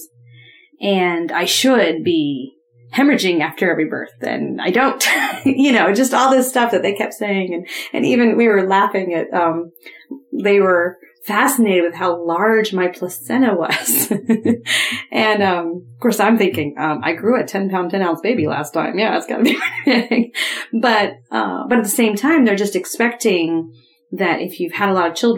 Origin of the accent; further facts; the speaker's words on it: Ohio, United States; moved away; I grew up in Ohio